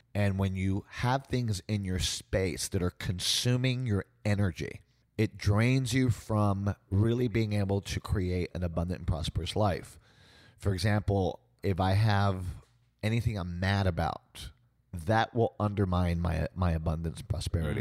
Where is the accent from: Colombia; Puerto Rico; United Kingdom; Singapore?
Puerto Rico; San Juan; also born or lived in United States; I grew up in San Juan, Puerto Rico, being a American, Russian, Jewish family in a Latino Catholic culture